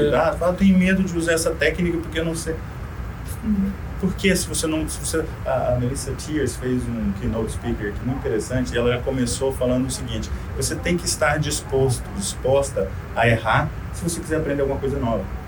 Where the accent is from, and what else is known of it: Brazil; first language Portuguese; moved away